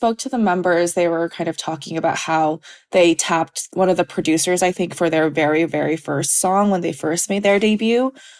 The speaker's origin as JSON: {"language": "English", "country": "United States", "tie": "born or raised there", "said": "growing up in America"}